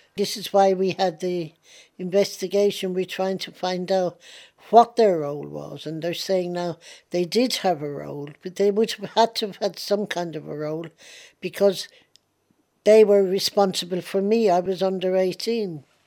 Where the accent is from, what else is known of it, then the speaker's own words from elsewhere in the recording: Ireland; now in London, United Kingdom; I still look on Ireland as my home. I am an Irish patriot